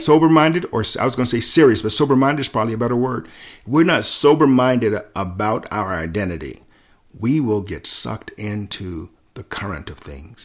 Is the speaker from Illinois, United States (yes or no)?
no; Selma, Alabama, United States; growing up in Selma